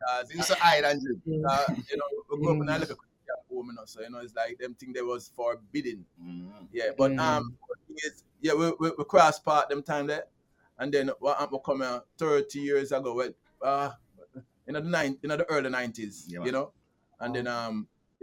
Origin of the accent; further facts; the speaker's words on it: Kingston, Jamaica; moved away as an adult; also born or lived in Westmoreland, Jamaica; now in Tokyo, Japan; I come from town